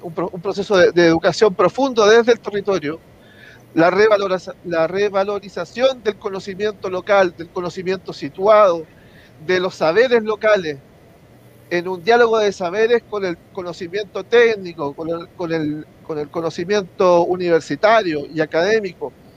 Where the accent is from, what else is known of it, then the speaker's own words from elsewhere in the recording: Concepción, Biobío, Chile; now in San Pedro de La Paz, Chile; nacido y criado en Concepción, eh, vivo actualmente en San Pedro de La Paz